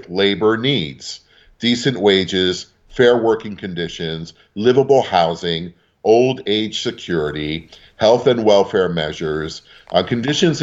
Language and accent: English; New York City, New York, United States; also born or lived in northeast Pennsylvania; now in Pennsylvania, United States; I was born in Brooklyn. North 7th Street near Kent Avenue and Bedford Avenue. It was the Polish section back then. I went to PS 17